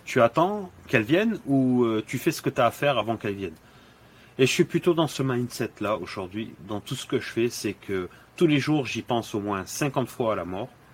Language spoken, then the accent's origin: French; Dakar, Senegal; now in France; je suis originaire du Sénégal. Je suis né à Dakar